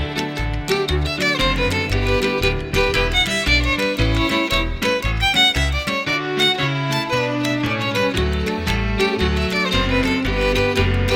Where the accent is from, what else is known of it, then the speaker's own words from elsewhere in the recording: Edmonton, Alberta, Canada; also born or lived in Morinville, Alberta; I was, I was born and raised in Edmonton till the age of 15.